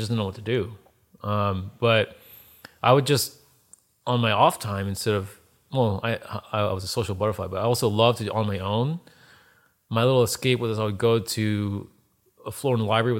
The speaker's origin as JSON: {"language": "English", "region": "East Coast", "country": "United States", "tie": "born or raised there", "also_born_or_lived": "Baltimore, Maryland", "said": "I'm the son of Asian immigrants. I grew up in the East Coast, in Jersey, Philly, New York, all around there, and went to school in Baltimore. Balmer, as the locals say over there."}